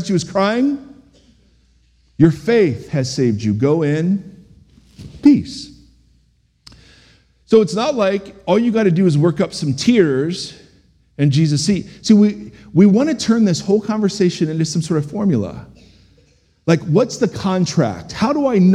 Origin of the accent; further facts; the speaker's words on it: United States; as American Christians